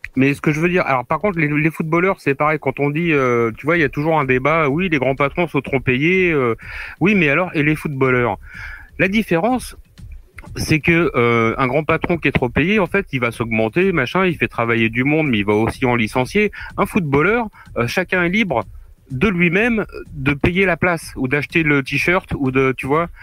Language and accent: French; Normandy, France; chez moi, en Normandie